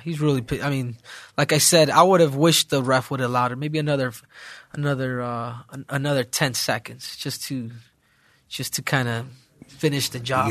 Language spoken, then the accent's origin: English; Arizona, United States; born or raised there; also born or lived in South Central, Los Angeles, California